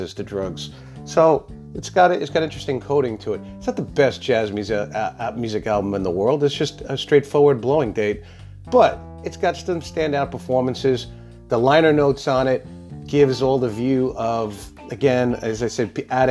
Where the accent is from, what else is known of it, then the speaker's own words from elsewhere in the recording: New York City, New York, United States; Where I grew up in Queens